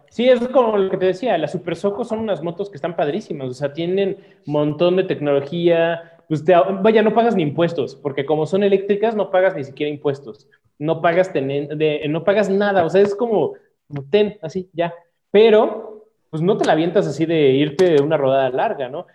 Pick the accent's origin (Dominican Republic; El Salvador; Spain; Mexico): Mexico; uno mexicano